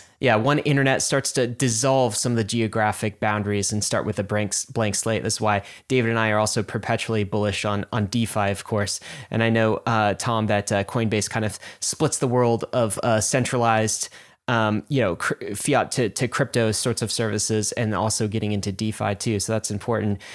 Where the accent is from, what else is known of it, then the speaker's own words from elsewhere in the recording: United States; because I'm an American